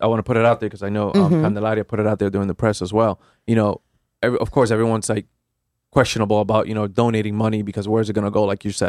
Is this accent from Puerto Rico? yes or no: yes; Loíza, Puerto Rico; now in New Haven, United States; Myself, I'm from Loíza, Puerto Rico.